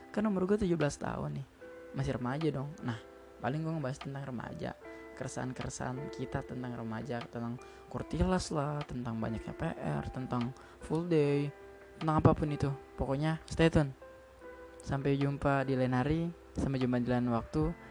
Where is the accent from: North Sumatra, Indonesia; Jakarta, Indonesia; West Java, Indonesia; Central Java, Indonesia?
Jakarta, Indonesia; born there; Gue lahir di Jakarta, tepatnya 22 April 2003.